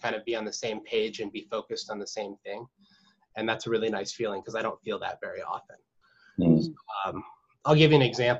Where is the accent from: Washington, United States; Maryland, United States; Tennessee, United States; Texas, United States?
Washington, United States; Whidbey Island; also born or lived in Southern California; I was born in Southern California, and nice. We moved up here when I was a little kid, and I pretty much grew up on Whidbey, and I've lived up here for most of my life